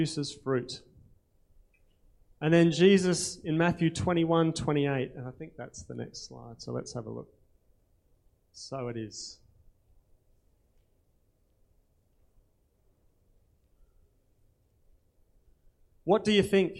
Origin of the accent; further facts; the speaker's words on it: Australia; accent: Aussie; My Aussie accent